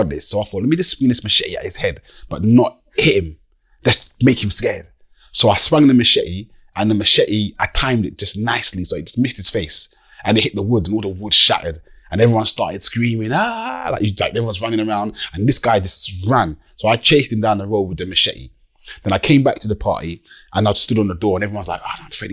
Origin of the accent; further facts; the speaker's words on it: Deal, South East England, United Kingdom; I'm from Deal.